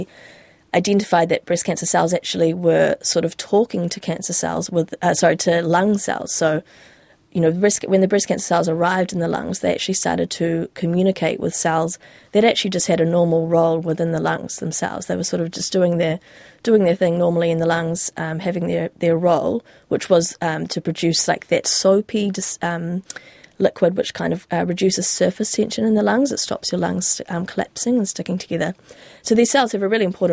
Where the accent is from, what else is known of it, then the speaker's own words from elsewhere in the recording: New Zealand; moved away as an adult; I wanted to start that in my home country, and I wanted to have that next sort of step of my stage of my career where I'm leading a team, and I wanted that to be in New Zealand.